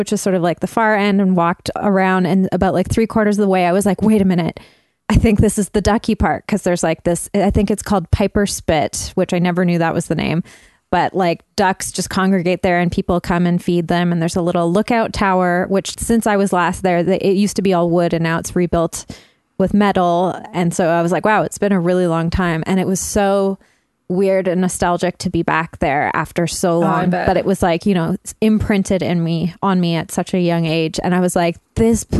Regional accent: Burnaby, British Columbia, Canada; now in Vancouver, Canada; my hometown of Burnaby

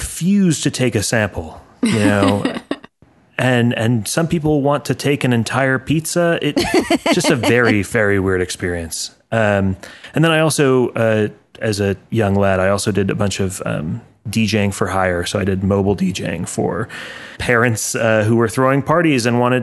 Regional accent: Chicago, Illinois, United States; I grew up outside of Chicago

